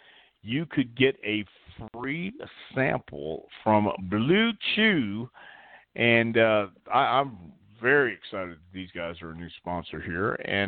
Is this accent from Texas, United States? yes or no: yes; Texas, United States; I'm from Texas. I love hot weather